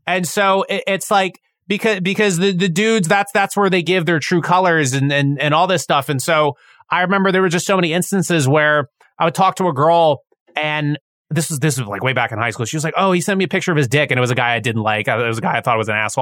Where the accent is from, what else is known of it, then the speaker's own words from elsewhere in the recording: United States; as an American society